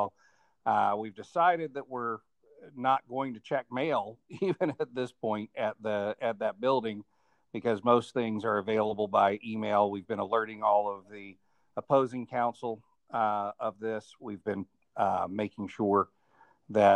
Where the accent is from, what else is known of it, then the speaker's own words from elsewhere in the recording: Atlanta, Georgia, United States; also born or lived in Colorado / Boston / Cobb County; Yeah, I was born and raised in Atlanta, spent a little bit of time out in Colorado.